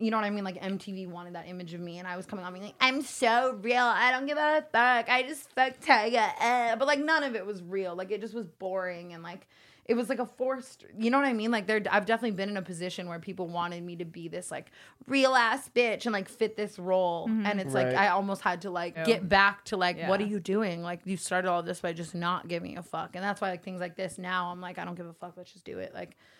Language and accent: English; Las Vegas, Nevada, United States; Like, I came from Vegas. I hated my family. I hated my life.